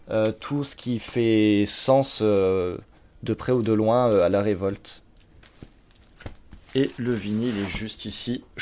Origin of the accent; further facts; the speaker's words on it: Champagne-Ardenne, Grand Est, France; moved away as an adult; now in Montpellier, France; suis arrivé en 2013, je viens de Champagne-Ardenne. je suis arrivé ici un peu par hasard et ça fait six ans que je suis là maintenant.